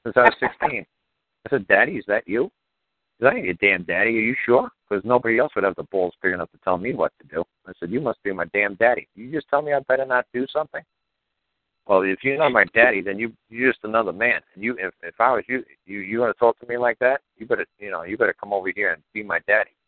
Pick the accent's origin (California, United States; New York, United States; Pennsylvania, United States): New York, United States; growing up in New York.